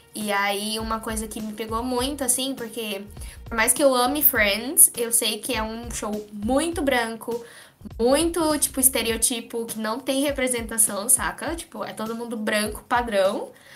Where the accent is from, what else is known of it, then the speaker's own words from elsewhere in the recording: Brazil; E eu nem sou do Pacífico, eu sou brasileira